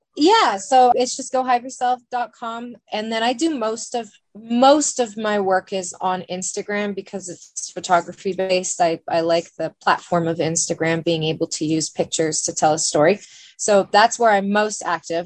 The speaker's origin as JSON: {"language": "English", "town": "Bend", "region": "Oregon", "country": "United States", "tie": "born or raised there", "said": "I'm born and raised in Bend, OG Bendite"}